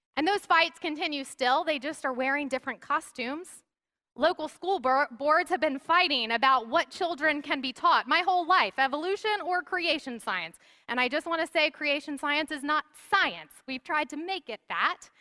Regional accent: the South, United States; I grew up in the South where it was so common to see bumper stickers

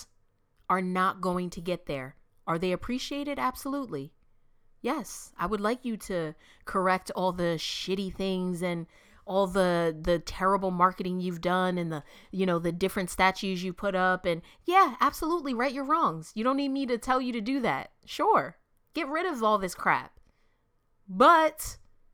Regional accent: Camden, New Jersey, United States; I'm from Camden, New Jersey.

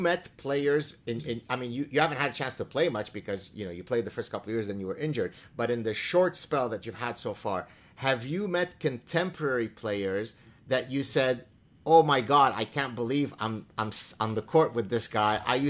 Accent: Canada; Not because he's Canadian and I'm Canadian.

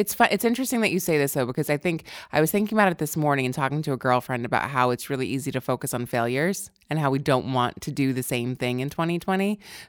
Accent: Selden, New York, United States; moved away as an adult; I'm from Long Island originally. I lived there for the first 19 years of my life. Suffolk County, Selden, out by Port Jeff.

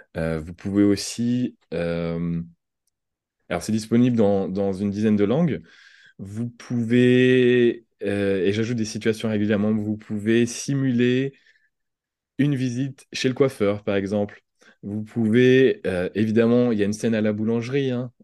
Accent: France; accent: French; en, tant que Français

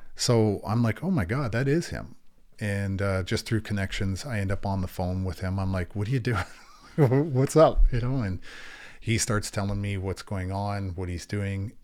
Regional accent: Niagara Falls, Ontario, Canada; also born or lived in St. Catharines, Ontario; I was born and raised in, between Niagara Falls and, and Saint Catharines

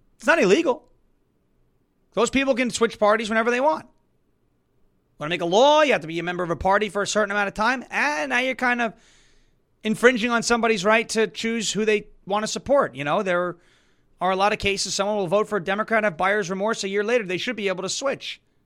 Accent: New York, United States; I grew up in New York

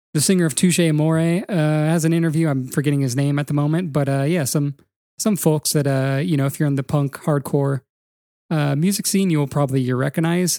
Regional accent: California, United States; now in Atlanta, United States; growing up in California

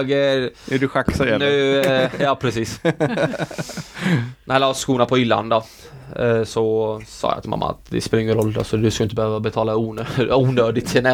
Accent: Sweden; born there; jag ville representera det landet som jag är född i liksom. Utan jag vill inte representera Norge för jag är ju inte norsk.

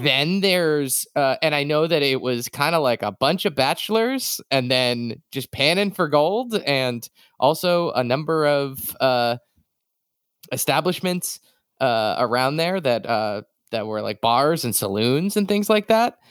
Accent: Massachusetts, United States; moved away; I'm from Massachusetts originally

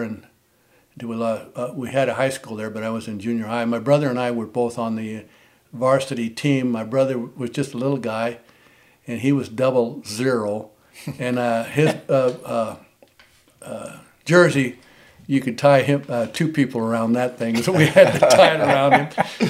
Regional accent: Eagle Pass, Texas, United States; born there; Well, I was born in Eagle Pass, Texas.

